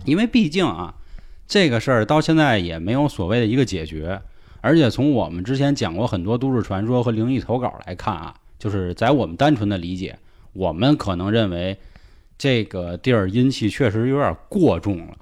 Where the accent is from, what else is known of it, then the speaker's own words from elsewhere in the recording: Tianjin, China; also born or lived in Beijing; 我也算是一混血儿，北京加天津嘛